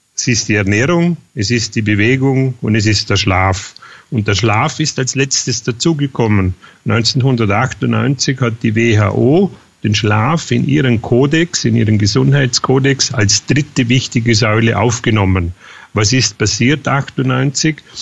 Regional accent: near Feldkirch, Vorarlberg, Austria; bin Österreicher äh, in Vorarlberg, äh, Nähe Feldkirch

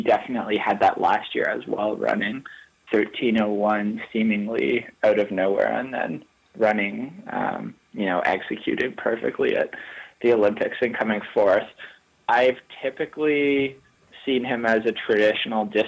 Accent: Canada; as a Canadian

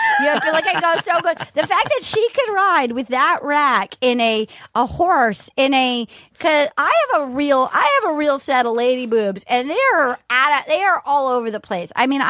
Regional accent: Rhode Island, United States; because I'm from Rhode Island.

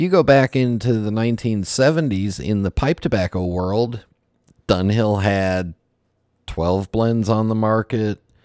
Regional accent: Los Angeles, California, United States; growing up in the San Fernando Valley

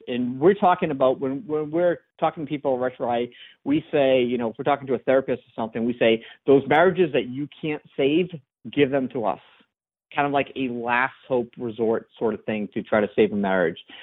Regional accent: France; I'm one of those, you know, stubborn Frenchmen

